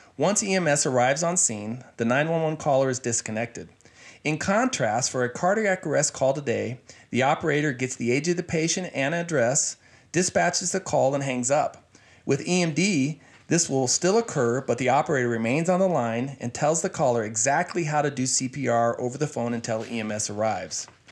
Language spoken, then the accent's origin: English; Sierra Vista, Arizona, United States; I grew up in Sierra Vista